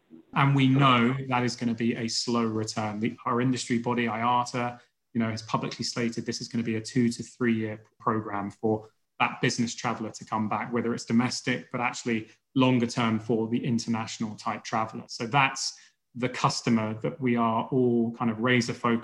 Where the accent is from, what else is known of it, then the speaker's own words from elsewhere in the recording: United Kingdom; as a Brit